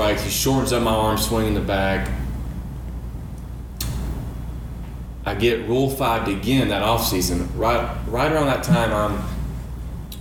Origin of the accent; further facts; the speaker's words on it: South Georgia, United States; also born or lived in Auburn, Alabama; I'm from South Georgia